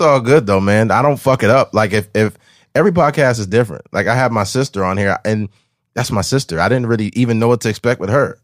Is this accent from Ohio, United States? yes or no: no; Bakersfield, California, United States; I'm from Bakersfield releasing a podcast